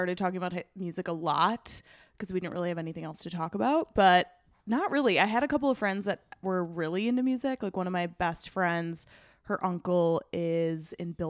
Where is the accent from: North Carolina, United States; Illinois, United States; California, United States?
Illinois, United States; Chicago; I grew up in Beverly on the south side of Chicago